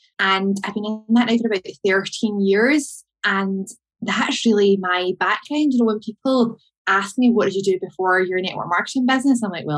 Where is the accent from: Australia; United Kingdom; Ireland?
United Kingdom; Glasgow, Scotland; I'm from Glasgow.